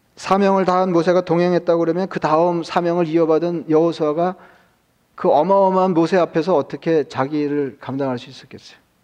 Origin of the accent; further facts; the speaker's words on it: South Korea; 저도 한국 사람이지만